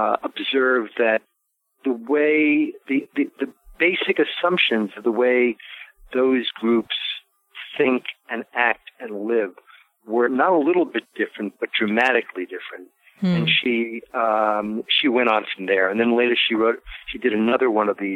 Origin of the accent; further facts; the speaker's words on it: New York City, New York, United States; moved away; also born or lived in Baltimore / San Francisco / Paris; I grew up in Brooklyn, went to high school in Manhattan, lived in Baltimore and San Francisco, and for a little while, Paris